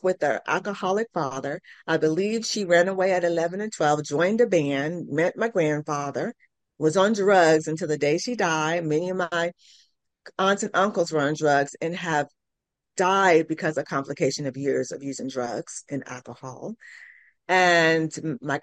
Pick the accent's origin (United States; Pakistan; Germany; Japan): United States; California; moved away as an adult; now in Tulsa, United States; I'm from California. I'm a city girl